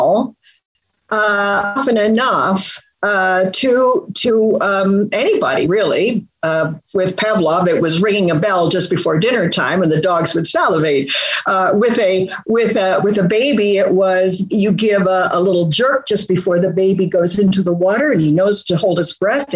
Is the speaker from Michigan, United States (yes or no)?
yes; northern Michigan, United States; moved away; also born or lived in England / Canada / Oregon; I was born in England, lived in Canada, emigrated to Michigan when I was a little girl. And when we were little, we lived in a tent in northern Michigan